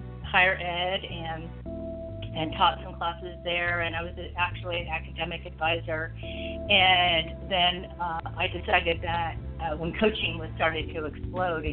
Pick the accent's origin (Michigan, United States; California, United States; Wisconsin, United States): California, United States; Southern; moved away as an adult; now in Richmond, United States; I was born and raised in Southern California. I lived there until I moved here